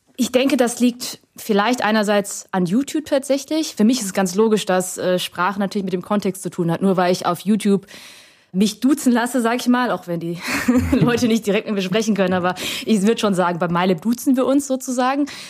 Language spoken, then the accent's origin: German; Germany; first language Vietnamese; weil ich ja hier aufgewachsen bin und Deutsch meine Muttersprache ist